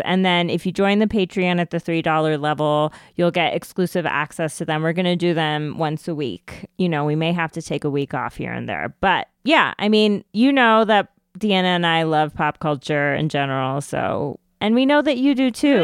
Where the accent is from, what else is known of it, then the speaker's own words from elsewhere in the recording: United States; an Indian American